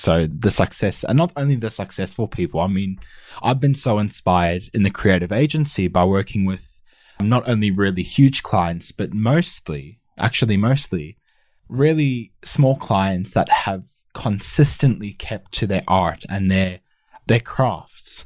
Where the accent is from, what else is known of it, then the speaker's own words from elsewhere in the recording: Australia; also born or lived in South Africa; I'm originally from South Africa and moved to Australia with my family at the age of six or seven